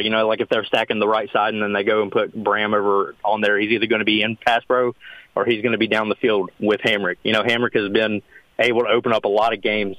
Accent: Princeton, West Virginia, United States; now in North-Central West Virginia, United States; one of my schools from my hometown

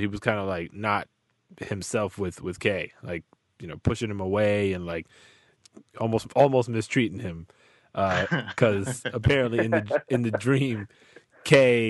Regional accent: New York City, New York, United States; I'm more or less from similar area.

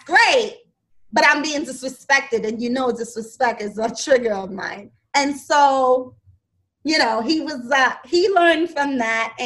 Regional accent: New York, United States; I'm from New York.

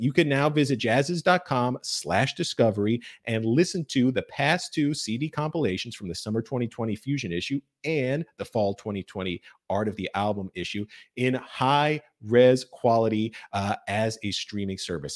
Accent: Fort Lauderdale, Florida, United States; my hometown, coincidentally, Fort Lauderdale, Florida

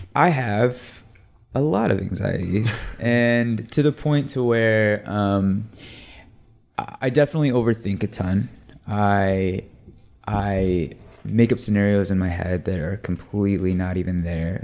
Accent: Texas, United States; now in Los Angeles, United States; I'm from Texas. When I moved uh

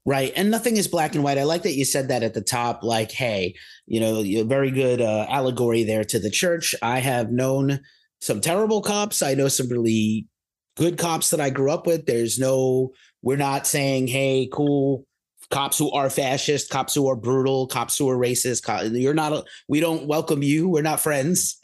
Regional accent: New York City, New York, United States; growing up in New York City

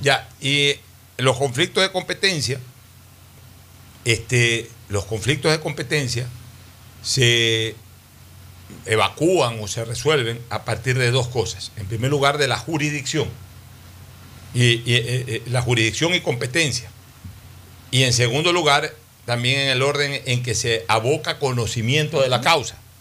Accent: Ecuador; somos los ecuatorianos

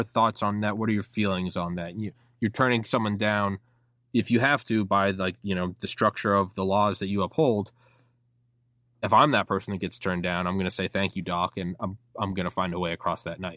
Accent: United States; I was born in America

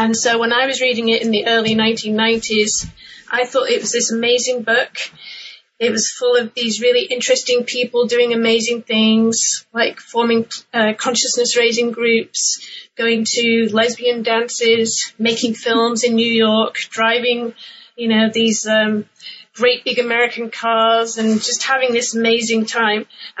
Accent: England, United Kingdom; Well, my background is I'm originally from England, and I grew up in the UK in the 1980s

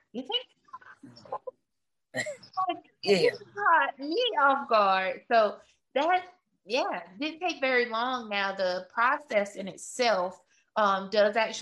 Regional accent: Conway, North Carolina, United States; now in Wake County, North Carolina, United States; I'm actually from Conway, North Carolina, originally.

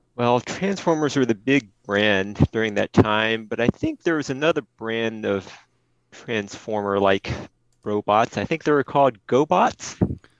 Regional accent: Houston, Texas, United States; I'm from Houston, Texas.

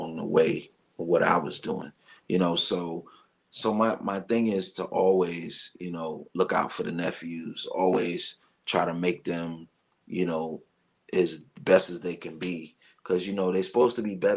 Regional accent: New York City, New York, United States; I'm a kid from Brooklyn. I came from Brooklyn playing my drums in my grandmother's house

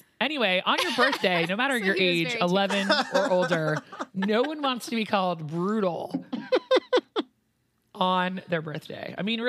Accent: New York, United States; now in Cincinnati, United States; where I grew up in New York, in a Jewish community that I lived

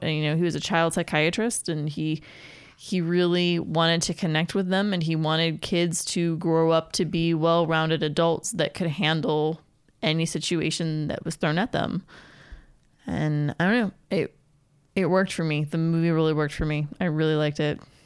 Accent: Pennsylvania, United States; moved away; also born or lived in Pittsburgh; I grew up in Pennsylvania in my high school years.

